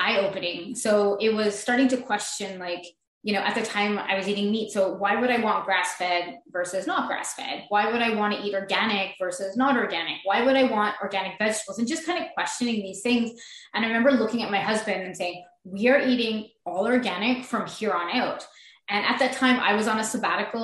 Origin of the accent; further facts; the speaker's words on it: Montreal, Quebec, Canada; I am from Montreal, Quebec.